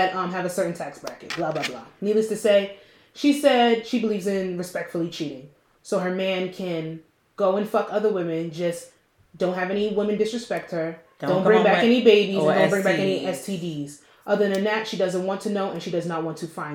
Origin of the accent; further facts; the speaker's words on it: New Jersey, United States; I'm from Jersey